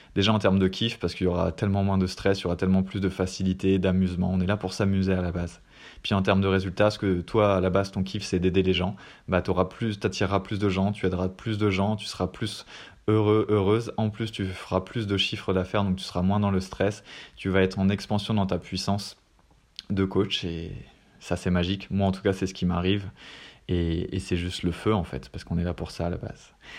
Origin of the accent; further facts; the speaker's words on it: France; je suis français